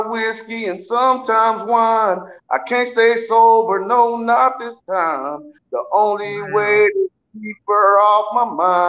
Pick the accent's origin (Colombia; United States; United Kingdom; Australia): United States; Colorado City, Texas; It's my hometown, you know, and I love my people and my friends, no matter black, white, green, blue, orange.